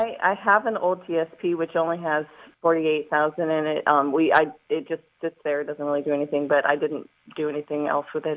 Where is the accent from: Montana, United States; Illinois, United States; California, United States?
Montana, United States; moved away; originally i'm from montana